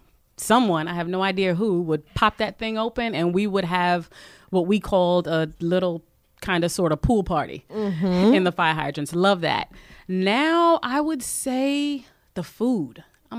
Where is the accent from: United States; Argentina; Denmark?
United States; New York City, New York; I grew up in Crown Heights and now I live in East Flatbush. I'm in that two fair zone.